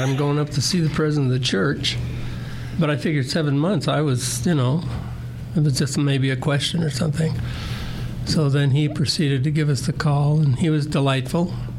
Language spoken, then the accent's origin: English; Murray, Utah, United States; also born or lived in Fountain Green, Sanpete County, Utah / Salt Lake City, Utah; I was born in San Pete County and then moved to Salt Lake for a while and then really was raised in Murray.